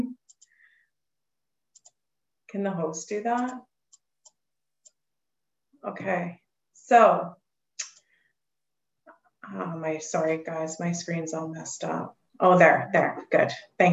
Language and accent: English; Alberta, Canada; I'm from Alberta, Canada